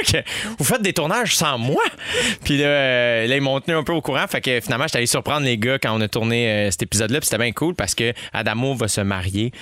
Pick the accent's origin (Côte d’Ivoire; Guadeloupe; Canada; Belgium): Canada; Saint-Constant, Quebec; also born or lived in Montreal; J'ai grandi, je suis né à Saint-Constant en banlieue mm. jusqu'à l'âge de 12 ans. Ensuite de ça, de 12 à 22 en campagne